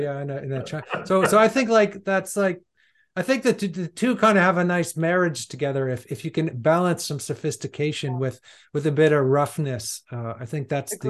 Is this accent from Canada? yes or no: yes; Canada; I'm being from Canada.